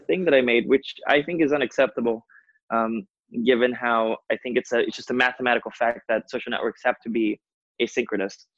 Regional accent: Rio de Janeiro, Brazil; moved away as an adult; also born or lived in New York; I'm originally from Brazil. Yeah. Rio de Janeiro. Um, I left my home country and town about five years ago now and initially moved to New York.

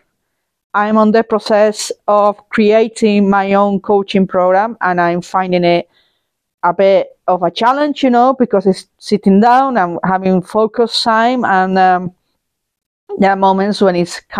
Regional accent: Spain; moved away; fly to my home country, which is Spain. That'll be happening next week. And enjoy the sunshine. It's gonna be quite hot there, I imagine. And it would be a shock to the system, but be able to have some, be able to connect with my motherland, with the place that saw me grow up

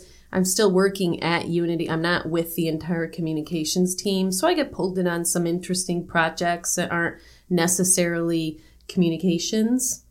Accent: United States; moved away as an adult; also born or lived in Beijing, China

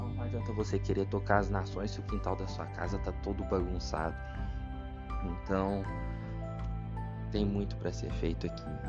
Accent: Brazil; todos nós somos brasileiros

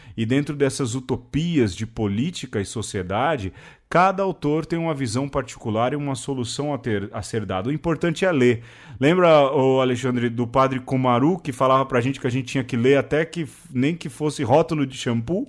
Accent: São Paulo, Brazil; lá do lugar onde eu nasci

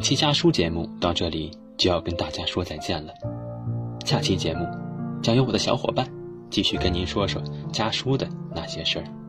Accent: Yancheng, Jiangsu, China; moved away as an adult; now in Nanjing, China; 来自江苏盐城。我在南京大学 距离我的家乡二百四十六点三公里

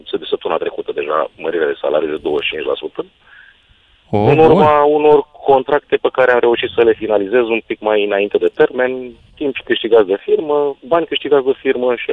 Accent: Romania; now in England, United Kingdom; suntem români.

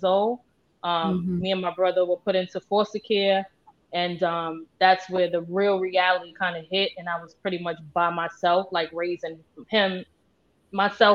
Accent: New York City, New York, United States; I grew up in Tompkins Projects, between Tompkins, Sumner, and Marcy

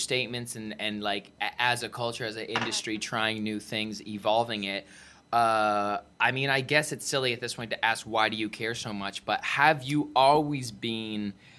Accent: Vancouver, British Columbia, Canada; I grew up in Vancouver

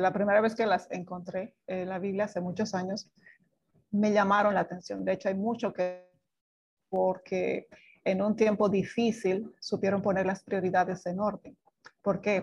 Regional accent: Bolivia; moved away as an adult; now in Dominican Republic; soy boliviana, pero hace 25 que vivo en Dominicana

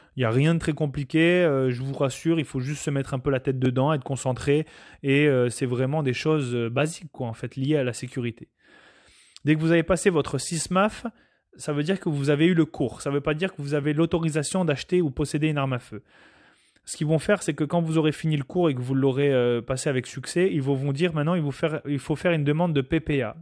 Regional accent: Canada; nous en tant que Canadiens

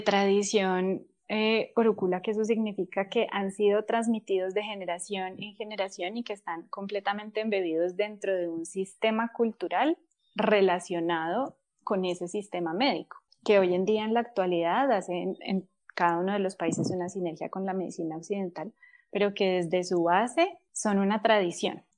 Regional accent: Colombia; nosotros somos colombianos

